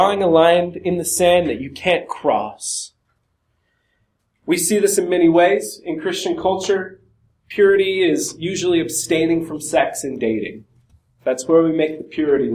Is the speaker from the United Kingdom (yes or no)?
no; Montana, United States; I'm from Montana